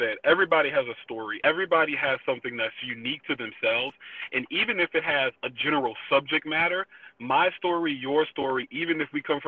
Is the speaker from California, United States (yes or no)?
no; New Orleans, Louisiana, United States; moved away as an adult; also born or lived in New Hampshire; I'm from New Orleans, Louisiana, so I moved up to New Hampshire in 2011 as a sophomore in college